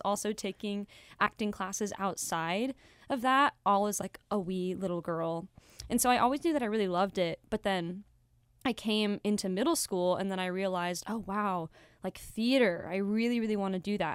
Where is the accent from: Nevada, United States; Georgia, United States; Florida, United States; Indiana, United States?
Nevada, United States; Las Vegas; moved away; I am from Las Vegas, Nevada.